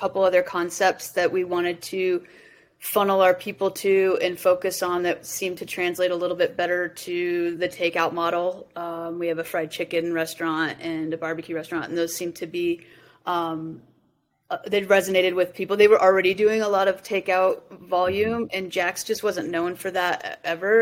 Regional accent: Colorado, United States; I I grew up in Colorado

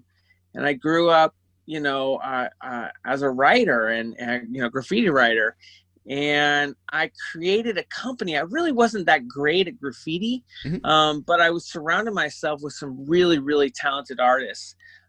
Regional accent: San Francisco, California, United States; I grew up in San Francisco for the most part.

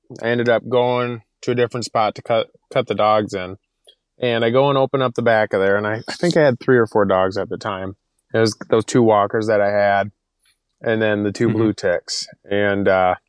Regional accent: Michigan, United States; Or I grew up down in Michigan. We had the Amish there, and all of our neighbors had a ton of horses.

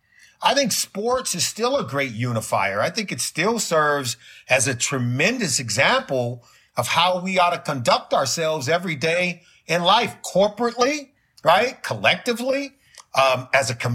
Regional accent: Los Angeles, California, United States; now in Cincinnati, United States; I grew up in Los Angeles

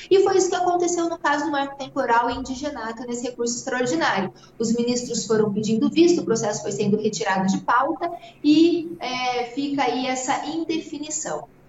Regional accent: Mato Grosso do Sul, Brazil; Eu sou produtora rural, eu sou aqui do Mato Grosso do Sul

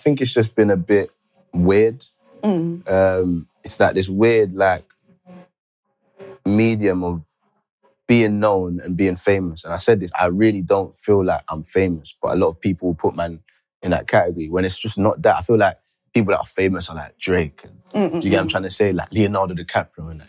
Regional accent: Jamaica; I'm from Jamaica

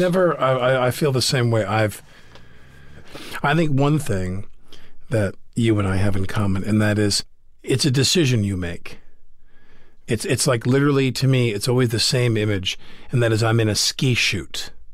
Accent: Massapequa, New York, United States; Growing up in Massapequa

